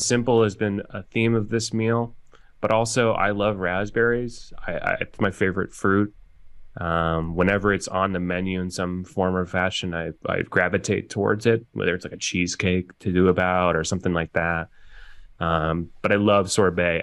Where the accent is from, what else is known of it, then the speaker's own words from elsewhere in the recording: Oregon, United States; growing up in Oregon there's a grocery store called Hagen's that I used to go